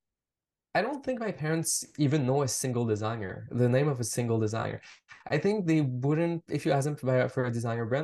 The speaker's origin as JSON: {"language": "English", "town": "Montreal", "region": "Quebec", "country": "Canada", "tie": "born or raised there", "said": "I grew up in Montreal. I grew up in French Canada."}